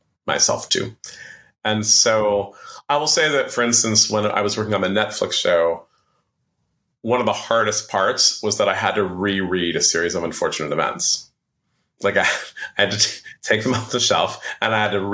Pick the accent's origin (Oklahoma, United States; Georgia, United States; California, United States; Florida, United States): California, United States; San Francisco; also born or lived in New York; In 2000, my wife and I moved back to San Francisco from New York.